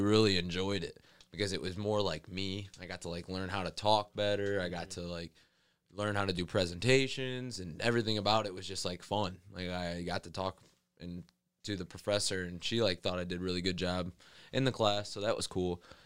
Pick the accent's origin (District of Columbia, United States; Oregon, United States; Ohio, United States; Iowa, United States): Ohio, United States; Rossford; I'm from Rossford, Ohio, a little small town right outside Toledo